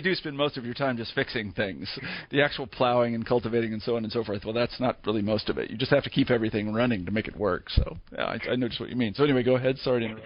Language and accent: English; Kansas, United States; I grew up in Kansas